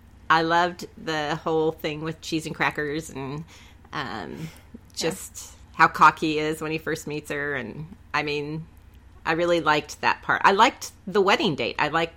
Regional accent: Northern California, United States; Since we're from Northern California

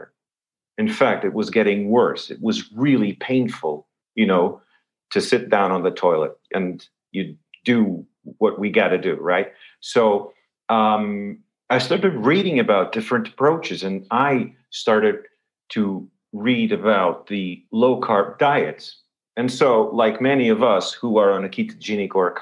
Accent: Lisbon, Portugal; I'm born and raised in Lisbon

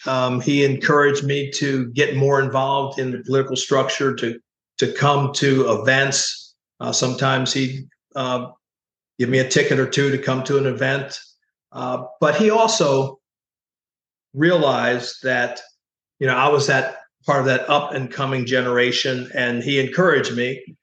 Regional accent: Oxford, Pennsylvania, United States; I grew up in the Lincoln University, Oxford, PA area of southern Chester County.

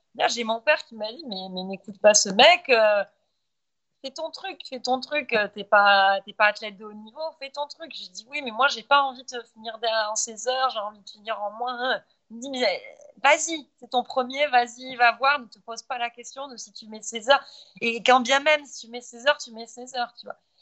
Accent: Montpellier, Occitania, France; moved away as an adult; now in Qatar; je suis française de Montpellier, donc méditerranéenne

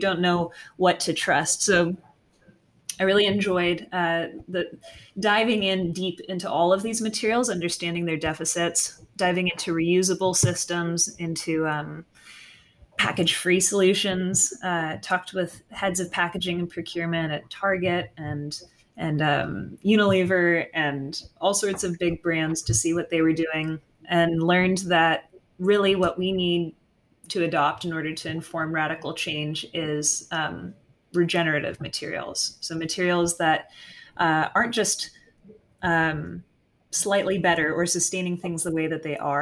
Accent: Carmel, California, United States; I was raised in Carmel, California, which is a couple hours south from where I am right now

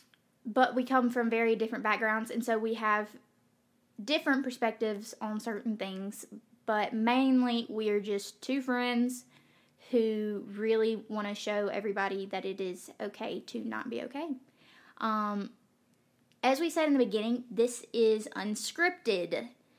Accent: Magee, Mississippi, United States; we are from McGee, Mississippi. So I know I have a bad accent.

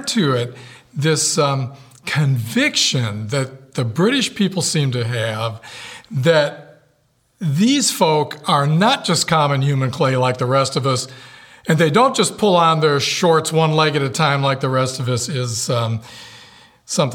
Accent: United States; I am an American in the core of my being

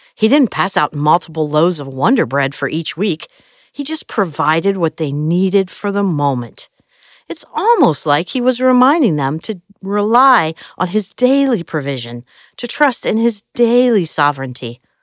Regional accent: Midwest, United States; I grew up in the Midwest

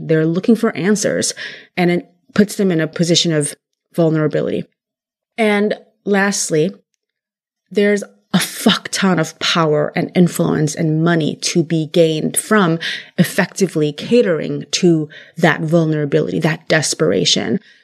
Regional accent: California, United States; I was raised in California

